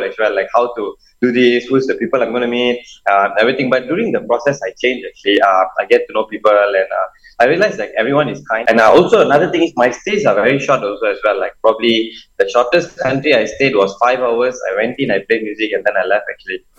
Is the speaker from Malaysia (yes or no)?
yes; Malaysia; I'm Malaysian